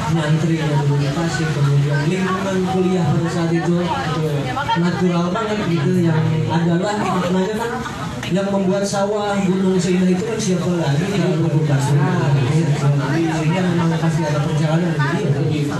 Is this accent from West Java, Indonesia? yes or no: yes; Tasikmalaya, West Java, Indonesia; now in Bandung, Indonesia; habis itu kan saya pindah ke dari Tasik Tasik juga sama kondisinya kayak itu sendu gitu kan sepoi-sepoi nah, gitu. terus tiba-tiba pindah ke Bandung